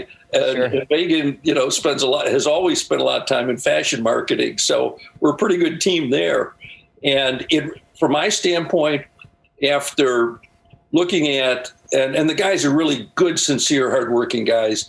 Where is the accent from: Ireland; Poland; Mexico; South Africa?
Ireland; I'm Irish. So, you know, we figure that stuff out.